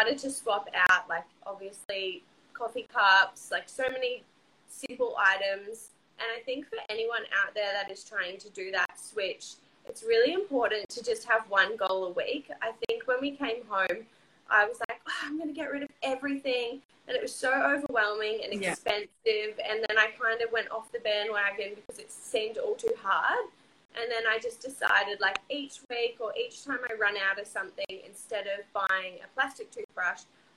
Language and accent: English; Port Douglas, Queensland, Australia; I grew up in Port Douglas, which is, like, right near the Great Barrier Reef